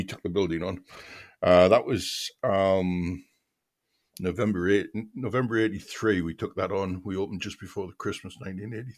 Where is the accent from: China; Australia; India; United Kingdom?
United Kingdom; Seaham, North East England; I'm from a seaside town, actually, in County Durham, a place called Seaham